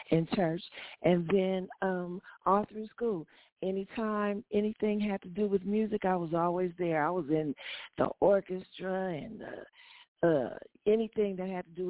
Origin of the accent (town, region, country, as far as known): Los Angeles, California, United States; born or raised there